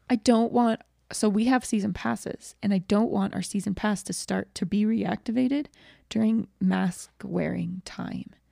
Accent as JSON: {"language": "English", "region": "Georgia", "country": "United States", "tie": "born or raised there", "said": "I grew up in Georgia, um, and I love Georgia, and I love the people there, but I grew up in a very white community"}